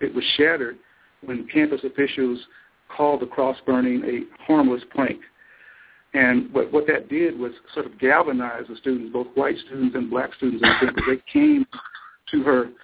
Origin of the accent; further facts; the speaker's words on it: Missouri, United States; moved away as an adult; also born or lived in Wisconsin; now in Madison, United States; I'm originally from Missouri.